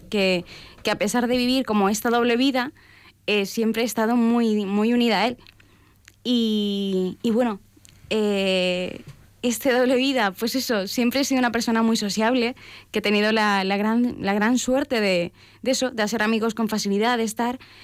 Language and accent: Spanish; Valparaíso, Chile; yo soy de Chile, nací en Valparaíso, en, un lugar pues muy bello, en un puerto. Eh, se, me dice que soy porteña